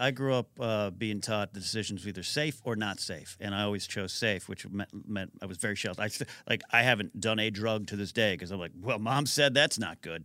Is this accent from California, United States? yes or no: yes; three hours south of San Francisco, California, United States; I grew up three hours south of San Francisco